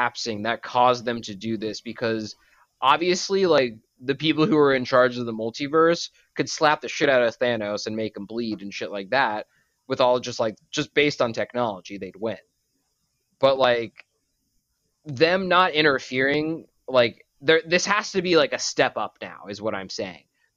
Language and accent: English; Boston, Massachusetts, United States; We're from Boston